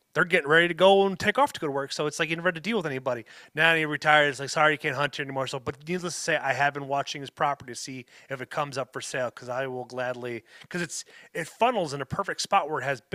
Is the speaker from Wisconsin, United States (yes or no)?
yes; La Crosse, Wisconsin, United States; also born or lived in West Salem, Wisconsin; here in my hometown, not in West Salem where I live, but in La Crosse